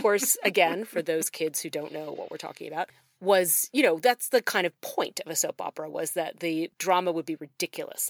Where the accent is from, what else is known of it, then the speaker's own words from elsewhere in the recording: Newtown Square, Pennsylvania, United States; now in Oxford, Mississippi, United States; I grew up in Newtown Square